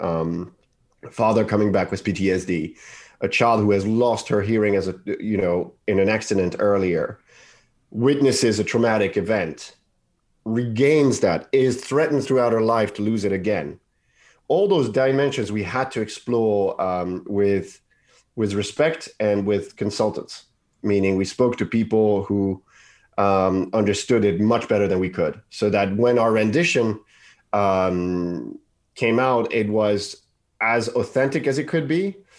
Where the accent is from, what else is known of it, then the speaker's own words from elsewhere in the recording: Paris, Île-de-France, France; I grew up in Paris